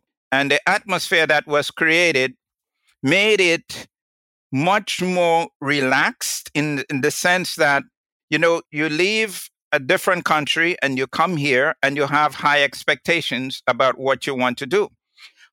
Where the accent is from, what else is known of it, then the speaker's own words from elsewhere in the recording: parish of St. Andrew, Saint Andrew, Grenada; moved away as an adult; now in United States; I was born in Grenada in the parish of St. Andrews